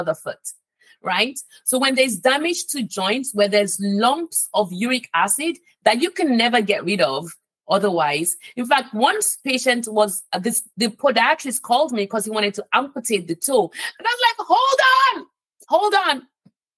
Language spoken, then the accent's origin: English; Nigeria; moved away; I'm from Nigeria, right? Originally.